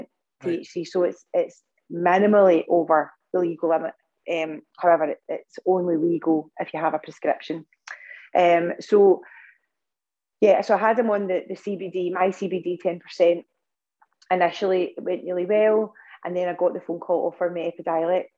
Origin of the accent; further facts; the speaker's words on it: Scotland, United Kingdom; I'm from Scotland